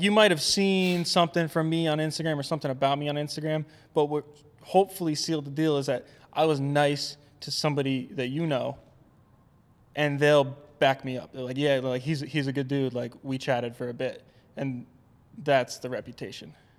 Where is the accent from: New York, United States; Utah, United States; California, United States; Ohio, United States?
New York, United States; Albany; moved away; also born or lived in Vermont; I grew up outside of Albany, New York